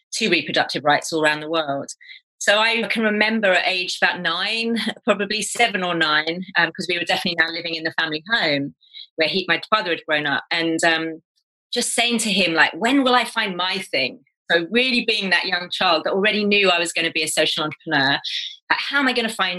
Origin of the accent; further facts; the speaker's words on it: England, United Kingdom; also born or lived in Kenya; we kind of returned to England and ended up living in the house my father grew up